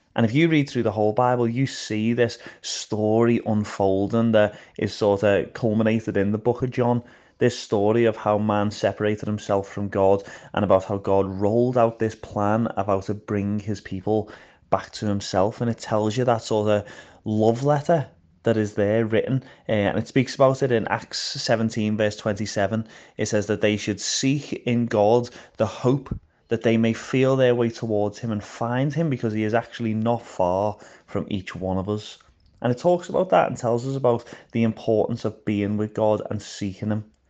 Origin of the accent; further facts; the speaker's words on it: Liverpool, North West England, United Kingdom; moved away as an adult; now in Belfast, United Kingdom; I am from Liverpool, so I've lived in Liverpool most of my life, but about nine years ago now, I moved over to just outside Belfast in Northern Ireland